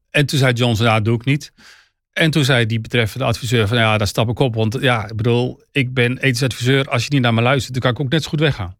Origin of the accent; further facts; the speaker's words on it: Netherlands; wij als Nederlanders